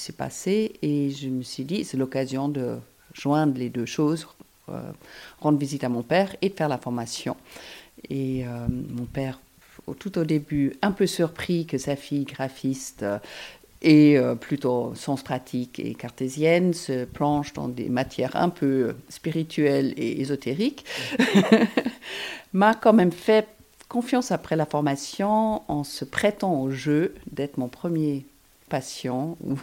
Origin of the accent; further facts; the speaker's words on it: Hamburg, Germany; now in Geneva, Switzerland; mon lieu d'origine, je viens de Hambourg